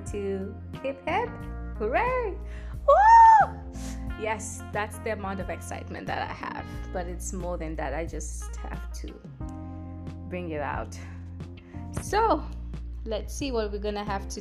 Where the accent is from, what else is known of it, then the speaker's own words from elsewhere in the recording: Tanzania; I am from Tanzania